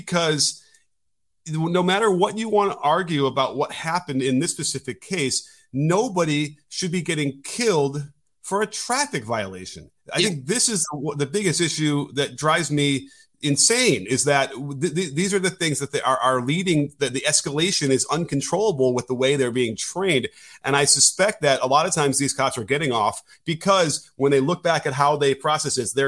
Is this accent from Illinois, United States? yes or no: yes; Chicago, Illinois, United States; And I grew up in Chicago in the city